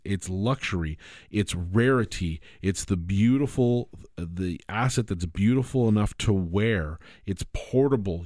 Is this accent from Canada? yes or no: yes; Canada; I'm a Canadian